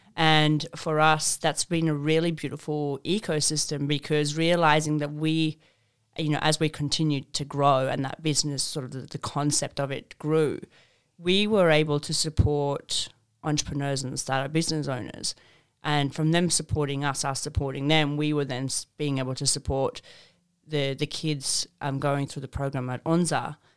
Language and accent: English; Zimbabwe; moved away; I grew up in Zimbabwe